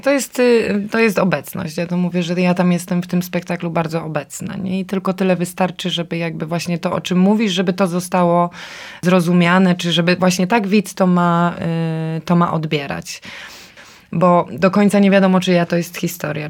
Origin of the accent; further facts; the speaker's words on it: Silesian Voivodeship, Poland; moved away; also born or lived in Kraków; wróciłam, bo ja jestem ze Śląska na stare śmieci.